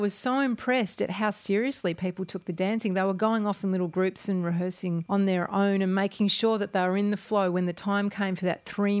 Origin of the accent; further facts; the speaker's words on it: Australia; now in Berlin, Germany; And we're two Australian Wahlberlinerinnen, meaning optionally Berliners.